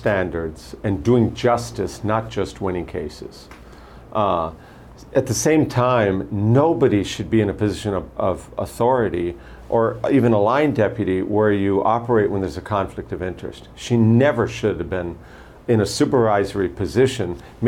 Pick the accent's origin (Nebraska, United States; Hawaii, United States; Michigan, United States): Hawaii, United States; Honolulu; I was born and raised here in Hawaii. I lived first in Manoa, then Kaimuki.